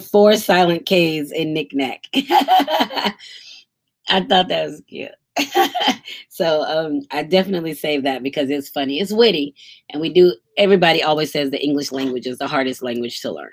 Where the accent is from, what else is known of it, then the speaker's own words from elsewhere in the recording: United States; I'm Black American